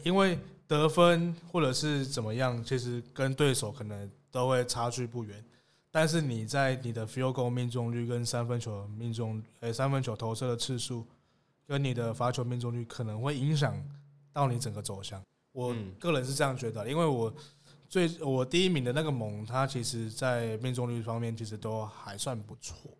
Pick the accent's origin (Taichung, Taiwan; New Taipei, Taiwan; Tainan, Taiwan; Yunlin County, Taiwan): Tainan, Taiwan; 身为台南人，我自己非常支持台钢猎鹰